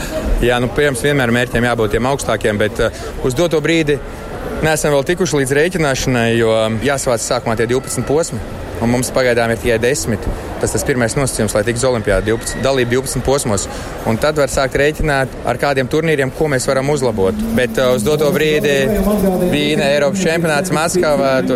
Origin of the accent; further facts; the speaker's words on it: Latvia; mēs esam tie latvieši